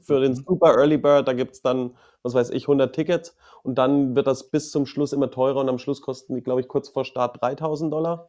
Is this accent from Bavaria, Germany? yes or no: yes; Franconia, Bavaria, Germany; moved away as an adult; now in London, United Kingdom; Bei uns in Franken